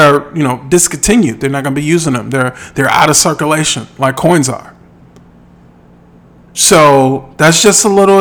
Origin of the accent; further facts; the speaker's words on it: Midwest, United States; I'm from the Midwest.